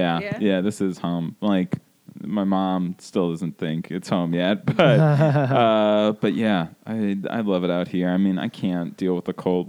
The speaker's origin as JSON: {"language": "English", "region": "New Jersey", "country": "United States", "tie": "born or raised there", "also_born_or_lived": "North Carolina", "moved": "as an adult", "lives_now": "Los Angeles, United States", "said": "I grew up in New Jersey, and I went to college at University of North Carolina."}